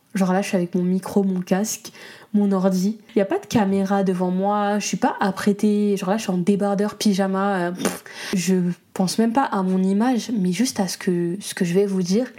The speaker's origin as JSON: {"language": "French", "country": "Comoros", "said": "je suis comorienne"}